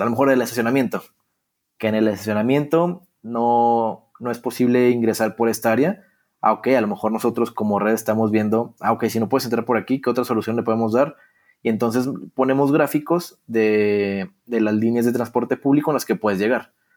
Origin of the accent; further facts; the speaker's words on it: Torreón, Coahuila, Mexico; yo nací en una ciudad muy, muy futbolera, que es Torreón